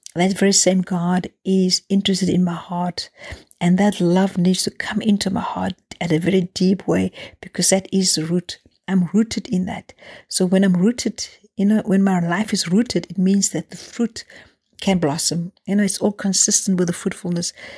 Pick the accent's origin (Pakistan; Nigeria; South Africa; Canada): South Africa; growing up in South Africa